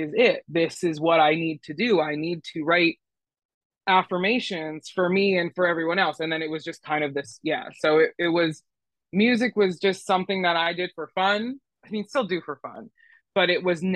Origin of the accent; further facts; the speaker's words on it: Philadelphia, Pennsylvania, United States; I'm from Philly